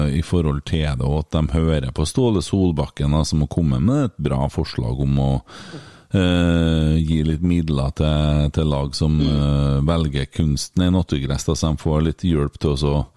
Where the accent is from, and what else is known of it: Åfjord, Trøndelag, Norway